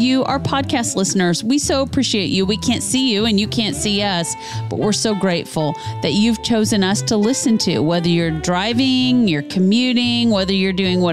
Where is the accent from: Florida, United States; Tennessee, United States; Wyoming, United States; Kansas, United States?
Kansas, United States; I'm from Kansas